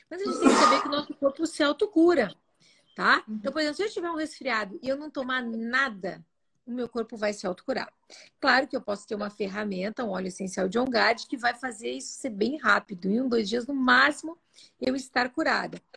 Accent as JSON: {"language": "Portuguese", "country": "Italy", "said": "Eu, como sou italiana, adoro uma pizza."}